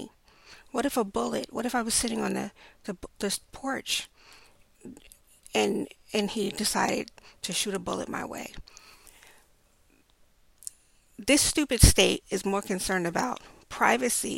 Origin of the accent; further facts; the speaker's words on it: New York City, New York, United States; I grew up in Brownsville, Brooklyn.